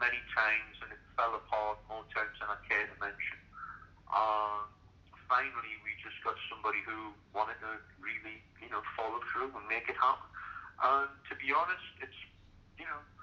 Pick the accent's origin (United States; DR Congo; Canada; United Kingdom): United Kingdom; Newcastle upon Tyne, North East England; in my hometown of Newcastle in England